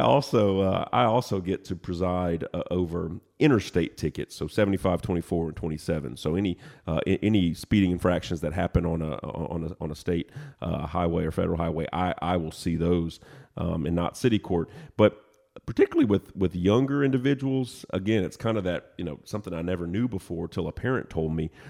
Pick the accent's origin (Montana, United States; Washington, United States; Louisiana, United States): Louisiana, United States; Lafayette; moved away as an adult; also born or lived in Lake Charles, Louisiana / Nashville, Tennessee; now in Chattanooga, United States; originally, I was born in Lake Charles, Louisiana, but grew up in Lafayette, Louisiana.